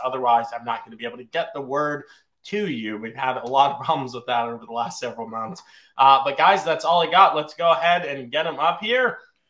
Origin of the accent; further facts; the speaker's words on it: Virginia, United States; also born or lived in Long Island, New York; I'm technically a New Yorker. Don't hold that against me. I was born in Long Island, but I was raised in Virginia elementary school all the way through college.